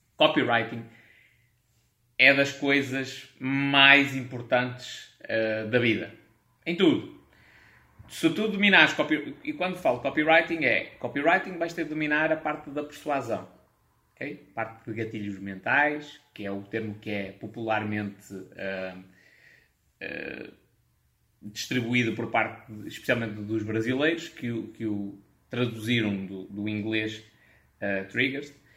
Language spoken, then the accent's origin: Portuguese; Portugal; accent: European Portuguese; eu sou um nacionalista, adoro o meu país, vou falar em português de Portugal